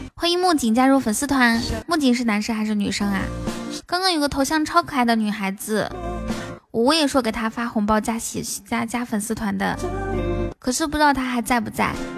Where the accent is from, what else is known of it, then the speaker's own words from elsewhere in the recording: northern China, China; 北方汉子，我也是来自北方的